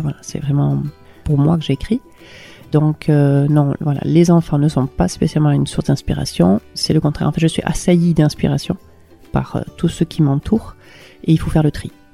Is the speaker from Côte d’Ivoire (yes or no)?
no; Hendaye, Nouvelle-Aquitaine, France; moved away as an adult; now in Ustaritz, France; Je viens d'Andaï, euh, j'ai vécu à peu près oui, 20 ans à Andaï